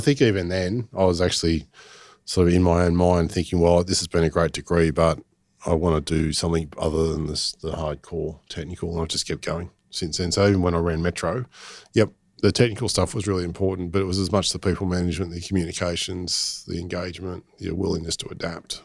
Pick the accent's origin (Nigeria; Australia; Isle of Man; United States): Australia; Botany, New South Wales; I grew up in in Botany